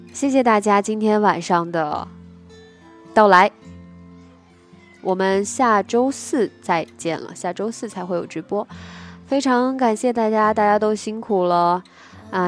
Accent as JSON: {"language": "Chinese", "town": "Nanjing", "region": "Jiangsu", "country": "China", "tie": "born or raised there", "accent": "Nanjing dialect", "said": "我们南京人在学校上学的时候一直都说南京话"}